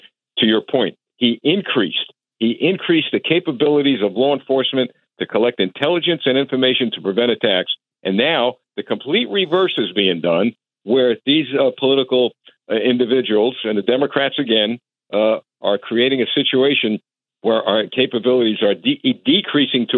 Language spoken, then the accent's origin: English; New York City, New York, United States; moved away; I was raised in Brooklyn